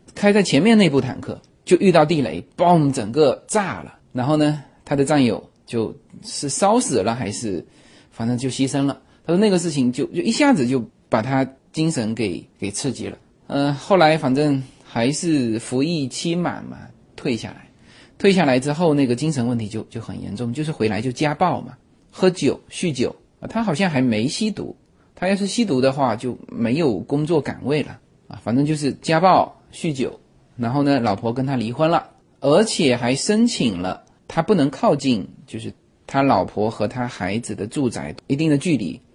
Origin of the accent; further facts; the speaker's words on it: China; also born or lived in Los Angeles area, United States; now in United States; 我们中国人